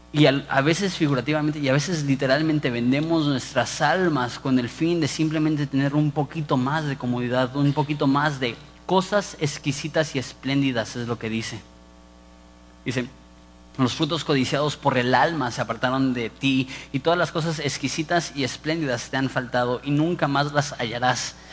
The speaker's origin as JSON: {"language": "Spanish", "country": "Mexico", "also_born_or_lived": "Ensenada", "said": "como mexicanos"}